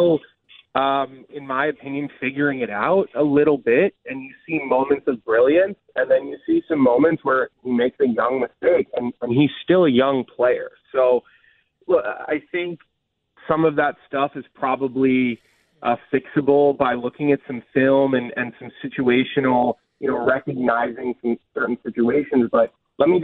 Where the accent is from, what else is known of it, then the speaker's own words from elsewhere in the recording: Villanova, Pennsylvania, United States; I'm from Villanova